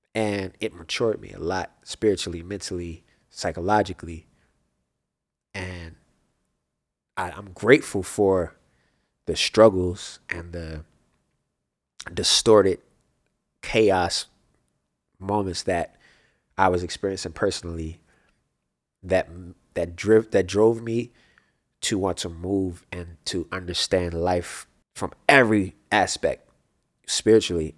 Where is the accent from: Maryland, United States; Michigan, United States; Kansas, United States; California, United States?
Maryland, United States; Baltimore; moved away; growing up in Baltimore, I was, I moved a lot, around a lot just in Baltimore